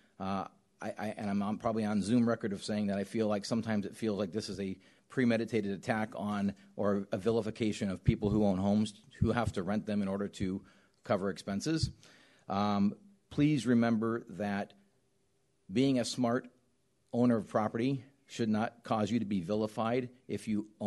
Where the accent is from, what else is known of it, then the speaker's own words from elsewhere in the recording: Southern California, United States; I grew up in Southern California on the beach